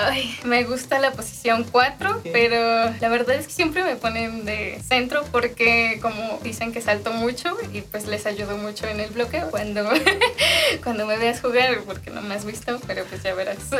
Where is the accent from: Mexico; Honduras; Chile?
Mexico; yo todo era siempre aquí en México